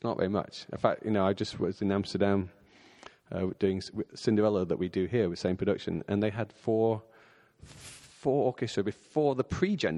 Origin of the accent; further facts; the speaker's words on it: Bolton, North West England, United Kingdom; I grew up in a place called Bolton, which is just north of Manchester in England.